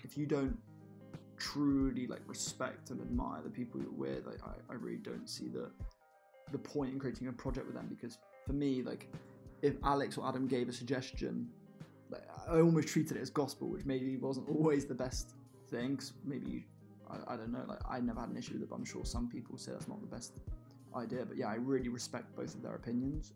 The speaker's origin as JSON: {"language": "English", "town": "Bedford", "region": "East of England", "country": "United Kingdom", "said": "I'm from Bedfordshire"}